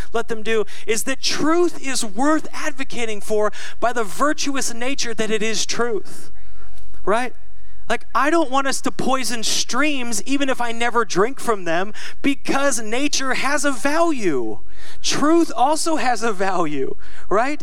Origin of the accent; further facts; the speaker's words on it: Seattle, Washington, United States; I'm from Seattle.